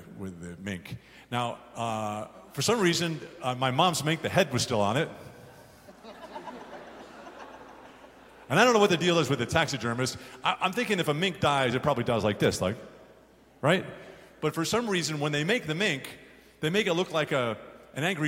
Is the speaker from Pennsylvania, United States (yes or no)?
no; Garden City, New York, United States; when I grew up on Long Island, I lived in a place called Garden City